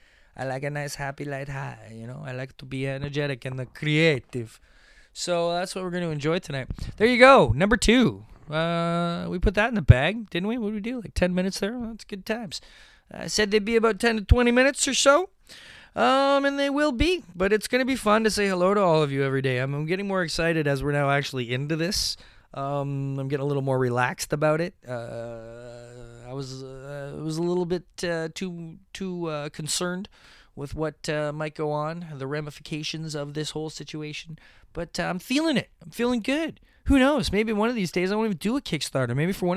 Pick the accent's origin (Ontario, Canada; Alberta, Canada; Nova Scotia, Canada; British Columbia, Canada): Ontario, Canada; Mississauga; Mississauga Comic Expo. Oh my gosh, what a success, what a good time, fun times indeed. I love that my hometown show is becoming this really unique and, you know, individualistic type thing.